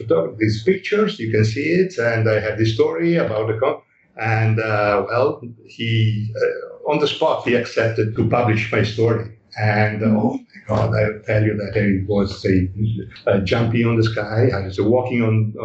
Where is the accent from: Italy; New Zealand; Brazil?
Italy; moved away as an adult; Then went back to live to Italy for, say, 12 years, so from the 90s, 96 to 2008. And while I was in Italy, I had running two studios. First, I opened, say, a small photography shop of photography in my hometown.